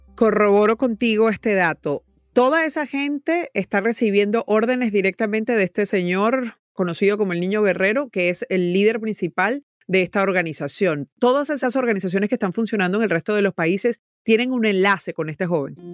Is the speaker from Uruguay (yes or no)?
no; Venezuela; como venezolano y porque ha vivido el deterioro de lo que es la justicia en Venezuela